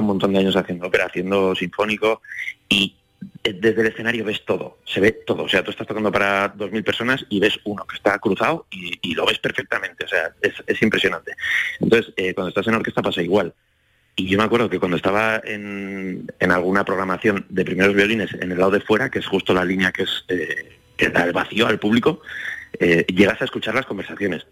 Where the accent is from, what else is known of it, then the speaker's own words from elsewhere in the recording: Zaragoza, Aragon, Spain; moved away as an adult; also born or lived in Madrid; me vine luego a estudiar a Madrid, yo soy de Zaragoza